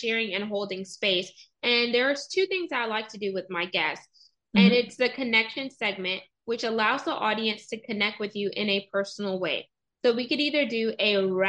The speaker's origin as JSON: {"language": "English", "town": "Houston", "region": "Texas", "country": "United States", "tie": "born or raised there", "said": "I was born in Houston"}